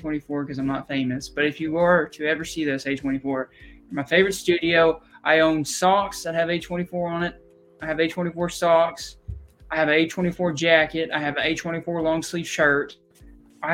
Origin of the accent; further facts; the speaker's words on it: Missouri, United States; we're from Missouri